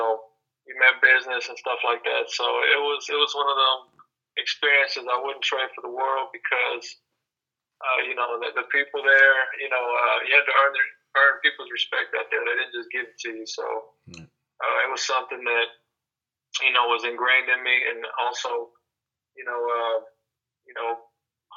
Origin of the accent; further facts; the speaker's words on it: West Texas, United States; also born or lived in Dallas, Texas / Austin, Texas; now in Houston, United States; originally I'm from West Texas